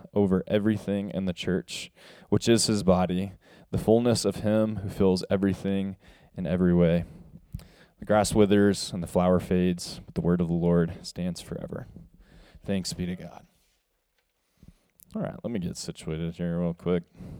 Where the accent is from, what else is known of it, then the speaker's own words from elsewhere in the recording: the South, United States; especially being a Southerner, of the term y'all. I love that term so, so much.